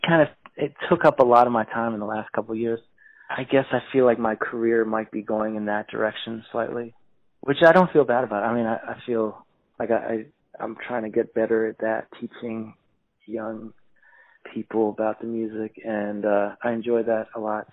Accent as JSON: {"language": "English", "town": "Silver Spring", "region": "Maryland", "country": "United States", "tie": "born or raised there", "also_born_or_lived": "Washington D.C.", "said": "I was born in Washington D.C., but I was raised, you know, in the suburbs in uh, Silver Spring, Maryland"}